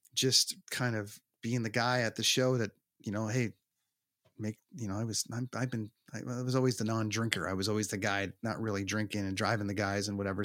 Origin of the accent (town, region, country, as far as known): Toronto, Ontario, Canada; born or raised there